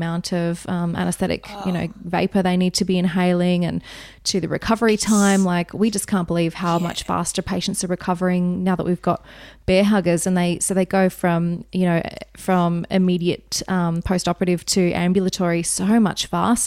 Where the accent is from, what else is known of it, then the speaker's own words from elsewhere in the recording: Wagga Wagga, New South Wales, Australia; moved away; I grew up in Wagga Wagga